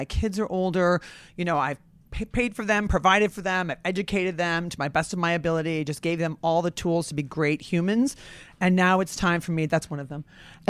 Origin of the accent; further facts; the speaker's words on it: Rockford, Illinois, United States; I'm from Rockford, Illinois, and I went to college.